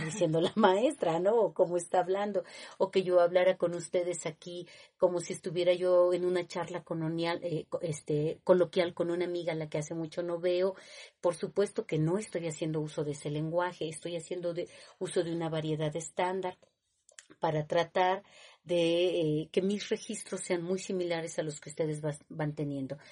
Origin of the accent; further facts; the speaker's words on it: Mexico City, Mexico; yo nací en Tlatelolco